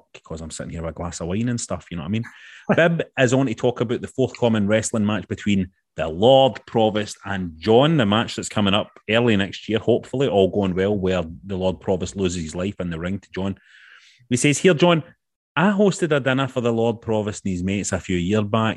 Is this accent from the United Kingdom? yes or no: yes; Glasgow, Scotland, United Kingdom; growing up in Glasgow